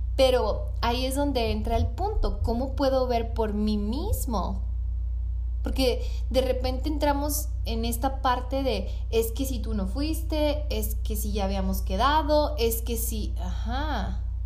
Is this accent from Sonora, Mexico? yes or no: yes; Hermosillo, Sonora, Mexico; acá en Hermosillo, de donde soy